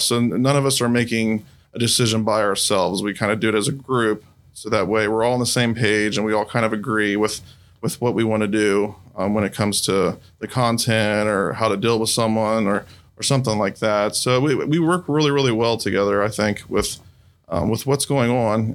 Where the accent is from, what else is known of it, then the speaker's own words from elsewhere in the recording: Xenia, Ohio, United States; also born or lived in Fairborn, Ohio; I grew up in Xenia